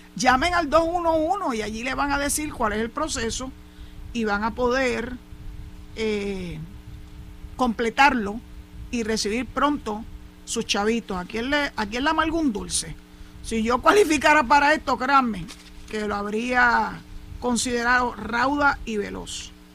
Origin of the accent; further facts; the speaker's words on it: San Juan, Puerto Rico; now in Cabo Rojo, Puerto Rico; pocas veces me desplazo en el año para mi ciudad natal, que es San Juan